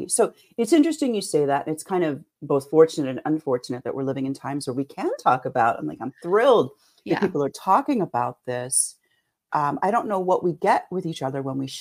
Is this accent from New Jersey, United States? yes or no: no; Philadelphia, Pennsylvania, United States; moved away as an adult; also born or lived in San Francisco; I am from the inner city of Philadelphia, not far from Germantown. Lived there for my first 31 years and then moved here to study dance therapy